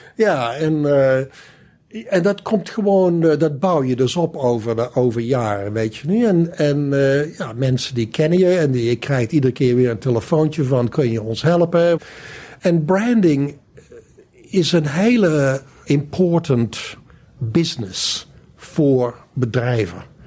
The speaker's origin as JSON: {"language": "Dutch", "town": "Valkenswaard", "region": "North Brabant", "country": "Netherlands", "tie": "born or raised there", "also_born_or_lived": "Amsterdam / Sydney", "moved": "as an adult", "said": "Ik kom dus uit Brabant. Ik kom uit Valkenswaard. En eh, ben daar opgegroeid."}